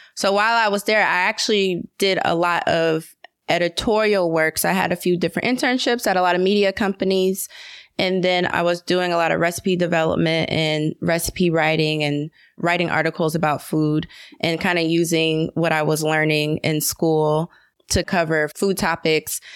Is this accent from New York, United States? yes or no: no; Atlanta, Georgia, United States; I was born and raised in Atlanta